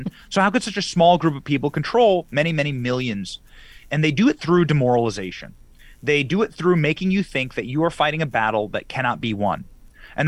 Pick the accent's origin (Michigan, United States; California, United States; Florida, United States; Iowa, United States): Florida, United States; my home state of Florida